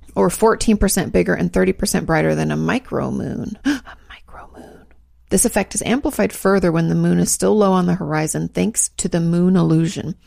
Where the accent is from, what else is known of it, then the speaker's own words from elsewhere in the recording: West Coast, United States; moved away; I grew up in the West Coast where states are large